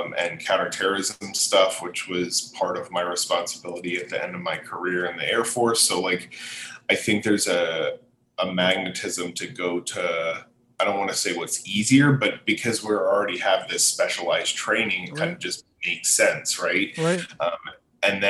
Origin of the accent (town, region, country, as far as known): Allentown, Pennsylvania, United States; moved away as an adult; also born or lived in Anchorage, Alaska